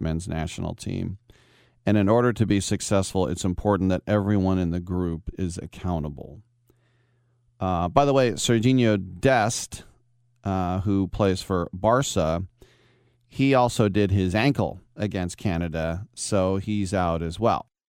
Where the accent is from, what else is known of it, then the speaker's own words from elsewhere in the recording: United States; as an American